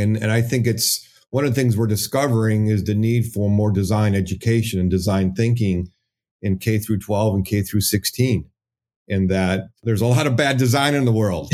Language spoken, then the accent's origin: English; Hazel Park, Michigan, United States; I'm from the Detroit area, um, Hazel Park